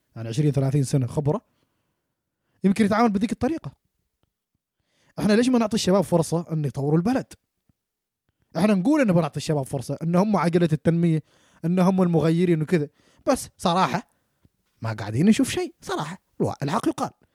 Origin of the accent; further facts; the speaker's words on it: Oman; now in New Zealand; احنا كشباب عمانيين